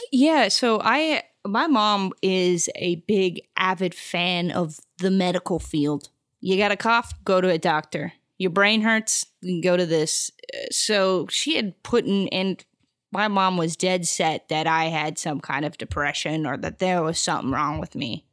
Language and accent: English; Arizona, United States; moved away as an adult; also born or lived in Houston, Texas; now in Los Angeles, United States; I was really, like, raised in Arizona